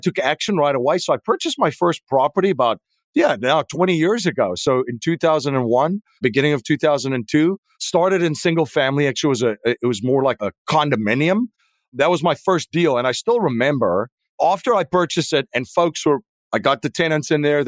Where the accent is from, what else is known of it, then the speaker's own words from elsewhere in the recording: South Africa; moved away as an adult; now in United States; I am originally from South Africa